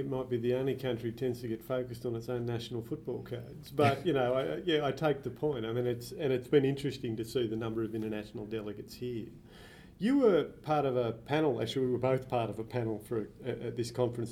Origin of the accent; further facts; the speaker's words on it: Australia; an Australian